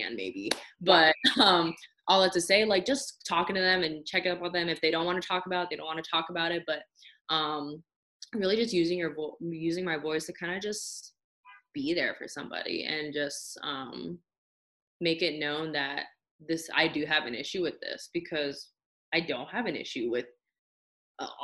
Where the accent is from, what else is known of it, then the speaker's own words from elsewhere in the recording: California, United States; moved away; I'm originally from California